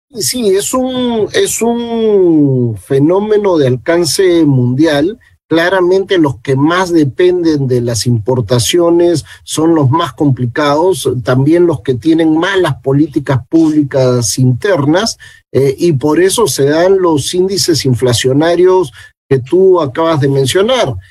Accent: Peru

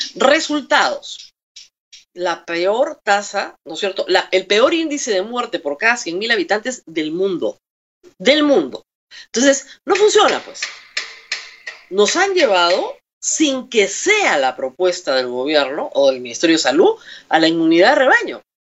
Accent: Peru; los derechos de todos los peruanos

